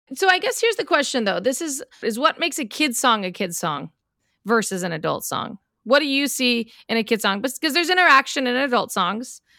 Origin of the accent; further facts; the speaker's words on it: Colorado, United States; We're both from Colorado